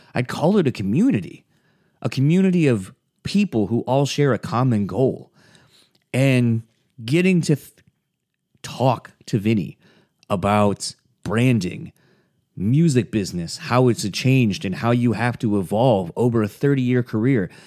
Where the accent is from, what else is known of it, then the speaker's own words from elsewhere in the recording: East Coast, United States; growing up in the East Coast